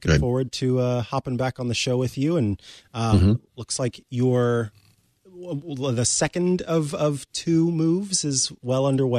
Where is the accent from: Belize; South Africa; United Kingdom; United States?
United States; Kansas City, Missouri; Now listen here. I'm from Missouri and Kansas City. No, Kansas City, Missouri is the one.